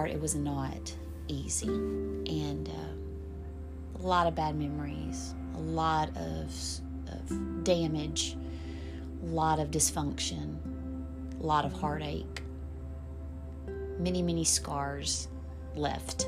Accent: Sheridan, Texas, United States; moved away; also born or lived in Chicago; my hometown of Sheridan, Texas

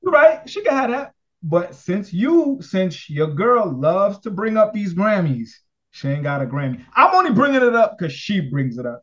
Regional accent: New York City, New York, United States; I'm from Brooklyn

